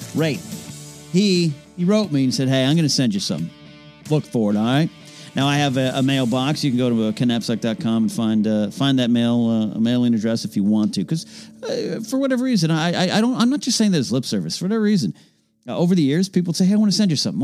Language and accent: English; Central Coast, California, United States; now in Burbank, United States; when I go up to the Central Coast, my hometown, my neck of the woods